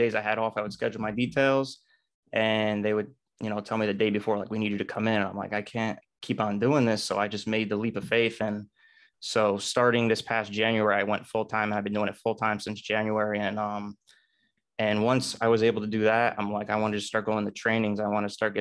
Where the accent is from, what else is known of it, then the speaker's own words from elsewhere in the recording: Kerhonkson, New York, United States; also born or lived in Newburgh, New York; I grew up in Newburgh, New York, and at the around first grade, I moved to Kerhonkson, which is a little bit more rural than Newburgh.